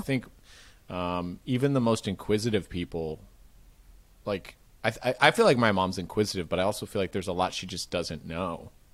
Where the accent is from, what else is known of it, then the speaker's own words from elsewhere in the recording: Marin, California, United States; I grew up in Marin, which is just north of it.